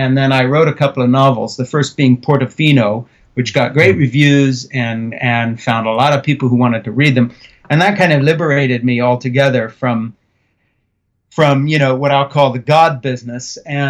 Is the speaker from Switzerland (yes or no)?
yes; Switzerland; Now, if you roll the clock back, I was brought up in the Brie Fellowship in Switzerland. I was born in 1952.